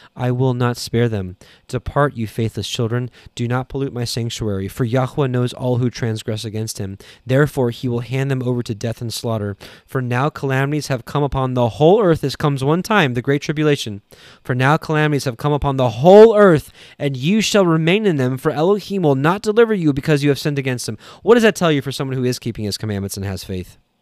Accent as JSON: {"language": "English", "country": "Canada", "said": "I'm Canadian"}